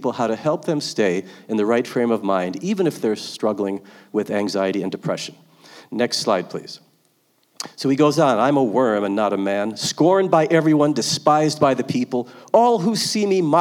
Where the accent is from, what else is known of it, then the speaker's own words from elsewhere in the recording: Virginia, United States; We're from Virginia.